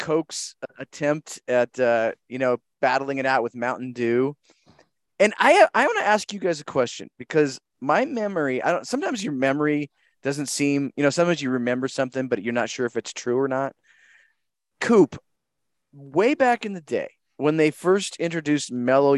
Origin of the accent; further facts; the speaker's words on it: Colorado, United States; I'm from Colorado, so we call it pop